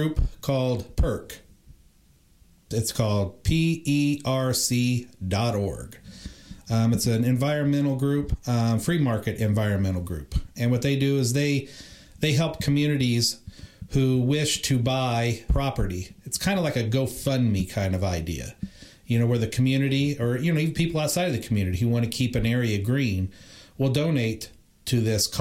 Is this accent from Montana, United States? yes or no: no; Indiana, United States; now in Los Angeles, United States; I'm not even from California. I'm from Indiana, you know, but I came here